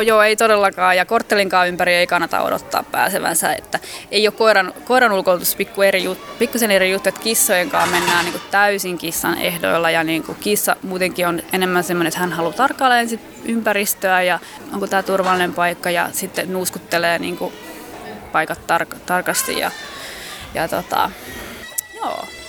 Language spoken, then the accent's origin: Finnish; Finland; mä oon Suomesta